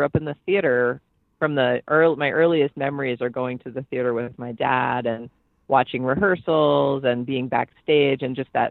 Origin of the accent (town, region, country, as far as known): New York City, New York, United States; born or raised there; moved away